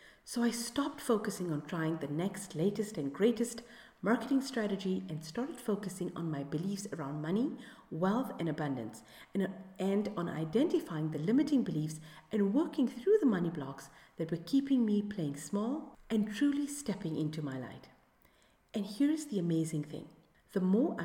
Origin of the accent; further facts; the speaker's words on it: South Africa; my home country of South Africa